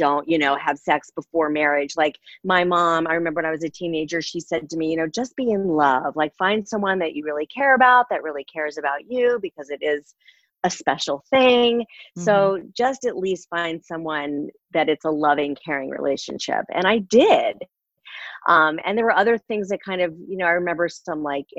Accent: Connecticut, United States; I grew up in Connecticut

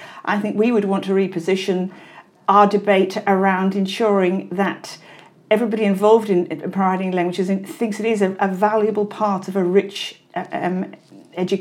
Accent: Wales, United Kingdom; I'm Welsh, actually

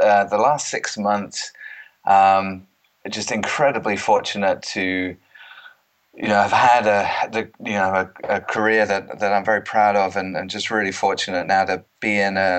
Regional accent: East of England, United Kingdom; accent: mid-Atlantic; moved away as an adult; now in United States; I'm actually born and bred in Cambridgeshire, funnily enough, and spent most of my life there. But I'm closing in on 20 years now in the United States. So I call it a mid-Atlantic accent, so it's not really English anymore, and it's not American

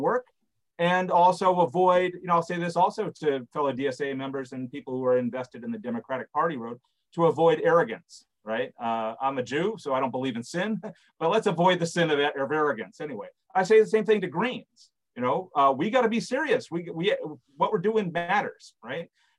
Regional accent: Madison, Wisconsin, United States; my hometown of Madison, Wisconsin

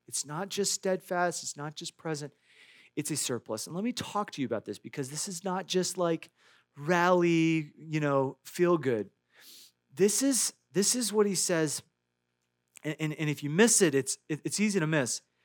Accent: Iowa, United States; I grew up in Iowa.

